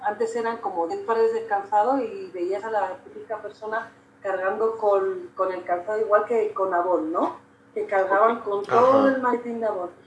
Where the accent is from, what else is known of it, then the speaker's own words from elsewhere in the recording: Spain; now in Mexico; yo, que soy española